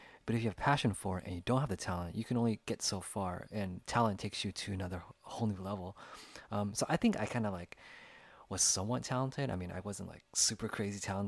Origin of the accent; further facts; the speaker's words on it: United States; as an Asian American here, growing up in the United States